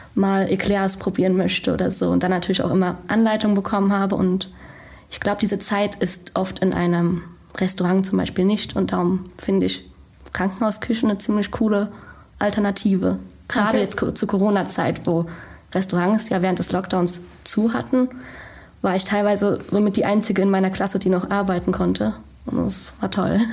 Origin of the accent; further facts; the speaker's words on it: Frankfurt, Germany; moved away as an adult; now in Bochum, Germany; komme ursprünglich aus Frankfurt und lebe jetzt seit der Ausbildung in Bochum